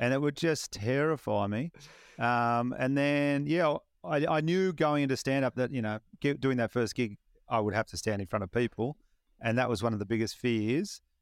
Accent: Batemans Bay, New South Wales, Australia; my hometown of Batemans Bay

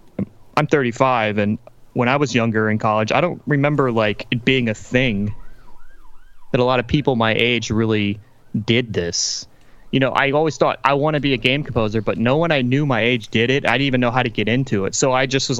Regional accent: Louisiana, United States; I grew up in Louisiana, southern United States, in the kind of the Cajun part of the state.

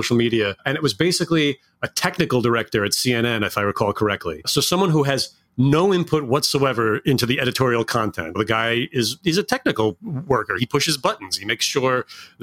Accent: Hudson Valley, New York, United States; I grew up in the Hudson Valley

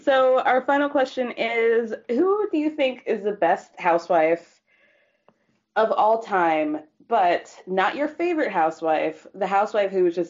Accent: Georgia, United States; I'm from Georgia.

